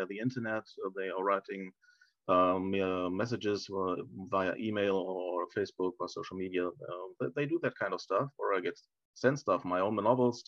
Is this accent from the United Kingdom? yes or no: no; Germany; English is a second language; I've always and do now read in German.